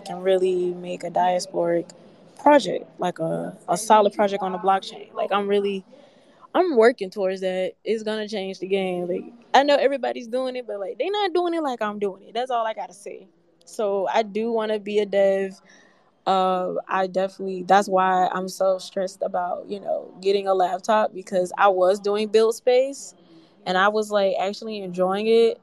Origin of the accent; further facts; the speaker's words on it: Memphis, Tennessee, United States; I come from Memphis